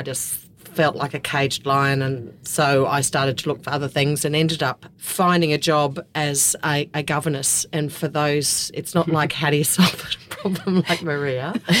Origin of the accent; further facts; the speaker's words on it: Brisbane, Queensland, Australia; moved away as an adult; now in rural Queensland, 1, 000 km west of Brisbane, Australia; I grew up in the western suburbs of Brisbane, out of Brookfield, and had two brothers